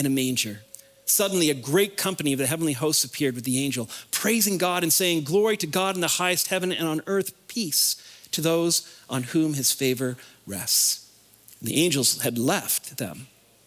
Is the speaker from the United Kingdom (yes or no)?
no; the Maritimes, Canada; moved away; I'm originally from the Maritimes, so I'm gonna say some things that are different and funny, like park and car